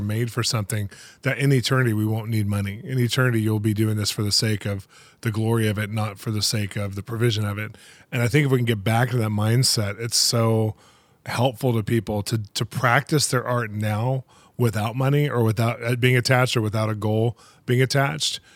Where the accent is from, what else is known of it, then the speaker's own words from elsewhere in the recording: California, United States; now in Los Angeles, United States; I'm from California